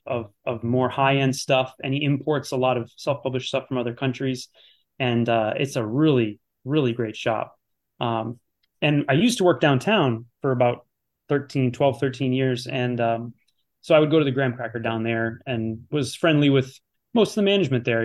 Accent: Chicago, Illinois, United States; Challengers is always great, always great. It's my hometown

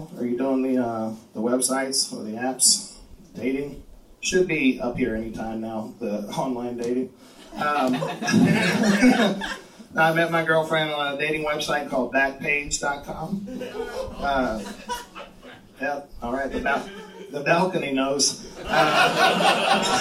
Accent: Texas, United States; moved away; I am from the great state of Texas

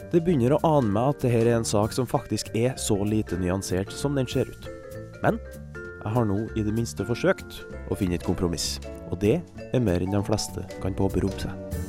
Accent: Kristiansund, Møre og Romsdal, Norway; Uh, hei. Jeg er fra Kristiansund et sted som ikke er bygd, men som heller under ingen omstendigheter bør klassifiseres som en by.

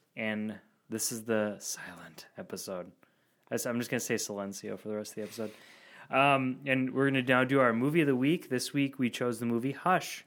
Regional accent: Verona, Wisconsin, United States; born and raised near Verona, Wisconsin, where the beer is from

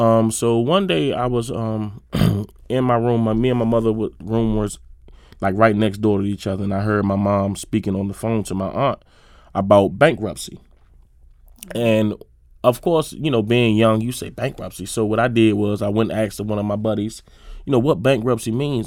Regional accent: Suitland, Maryland, United States; I grew up in Suitland, Maryland, um, right off uh, Shady Side Avenue and Suitland Road.

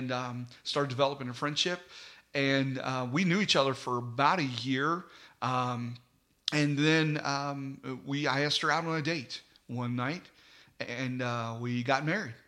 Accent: Mannington, West Virginia, United States; I was raised in Mannington

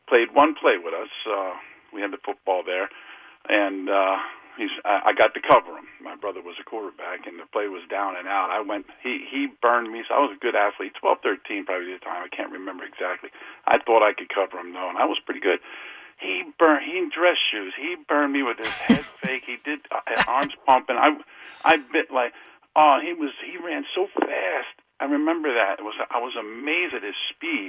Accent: Edison, New Jersey, United States; I grew up in Edison, New Jersey

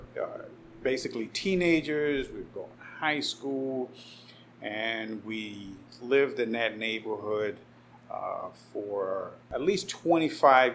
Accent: New York City, New York, United States; also born or lived in Puerto Rico (parents); My Brooklyn story, born and raised, Cumberland Hospital, which I believe no longer exists. I grew up in Bed-Stuy for 10 years

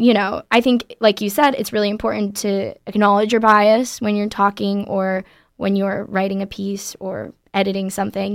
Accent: Florida, United States; moved away as an adult; now in California, United States; I'm from Florida

